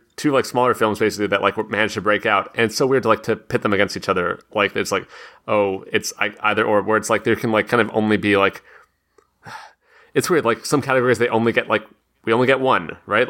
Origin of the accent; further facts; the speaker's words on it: San Anselmo, California, United States; in Marin County. So, like Northern California. I mean, San Anselmo, my hometown specifically